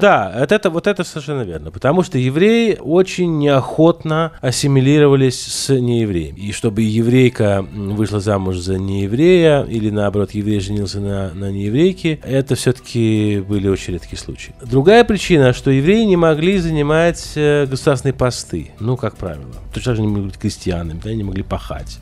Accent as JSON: {"language": "Russian", "country": "Russia", "also_born_or_lived": "Israel", "moved": "yes", "said": "я из России"}